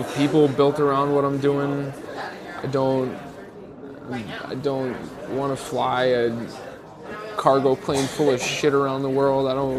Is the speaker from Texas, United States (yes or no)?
yes; Lubbock, Texas, United States; I was growing up in Lubbock, Texas, so 4 hours away is Ruidoso, New Mexico.